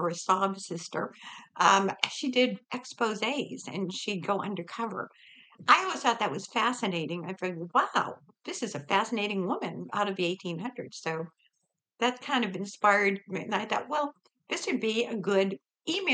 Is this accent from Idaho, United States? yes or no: no; New Hampshire, United States; now in San Diego, United States; I'm from New Hampshire originally